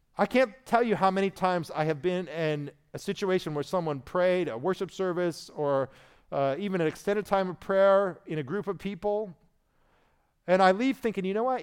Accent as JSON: {"language": "English", "region": "Indiana", "country": "United States", "moved": "yes", "said": "I was from Indiana, so that was our state religion"}